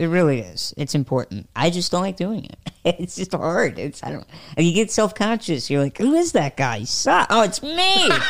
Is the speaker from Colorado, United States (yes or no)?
no; Fort Wayne, Indiana, United States; He did kind of a DIY show in my hometown in Fort Wayne.